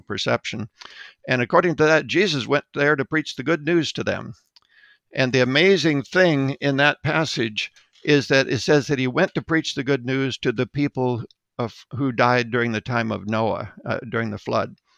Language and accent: English; Mount Vernon, South Dakota, United States; Mount Vernon, South Dakota was my hometown